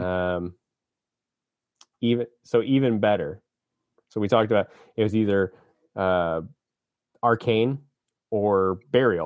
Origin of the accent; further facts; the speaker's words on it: Annapolis, Maryland, United States; I was born in Annapolis